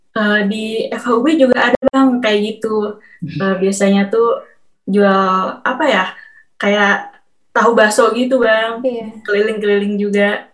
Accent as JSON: {"language": "Indonesian", "town": "Bandung", "region": "West Java", "country": "Indonesia", "said": "aku orang Bandung"}